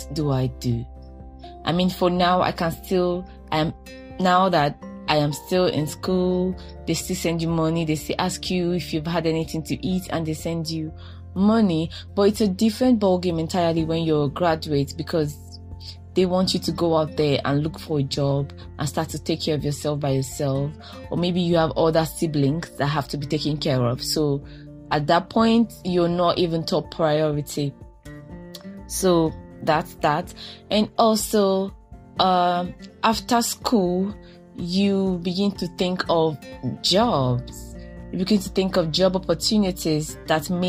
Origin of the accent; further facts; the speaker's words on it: Nigeria; as a Nigerian woman